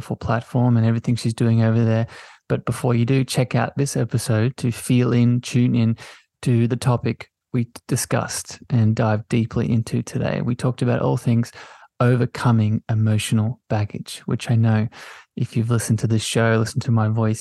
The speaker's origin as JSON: {"language": "English", "country": "Australia", "said": "If it wasn't obvious by the lovely accent, I'm from Australia. I live down under on the East Coast."}